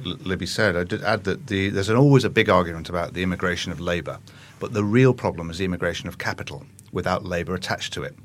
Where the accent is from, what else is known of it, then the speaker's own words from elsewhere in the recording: Manchester, North West England, United Kingdom; when I was growing up in Manchester